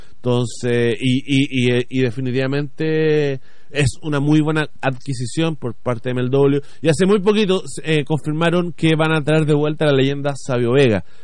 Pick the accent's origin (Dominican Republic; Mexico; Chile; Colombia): Chile; a nosotros como chilenos